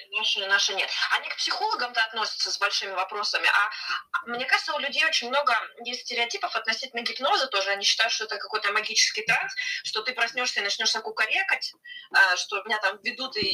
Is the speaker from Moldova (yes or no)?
no; Siberia, Russia; now in Lima, Peru; я из Сибири